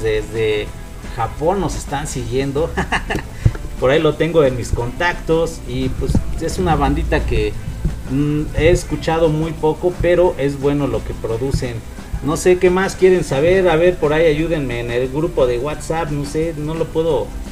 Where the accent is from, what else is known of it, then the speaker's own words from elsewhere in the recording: Chimalhuacán, State of Mexico, Mexico; somos nativos de Chimalhuacán